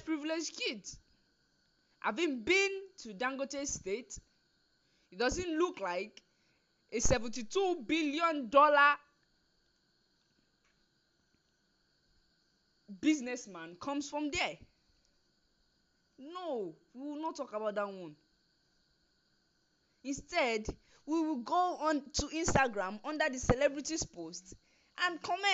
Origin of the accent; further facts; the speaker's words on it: Nigeria; I am proudly Nigerian. I am proudly Yoruba.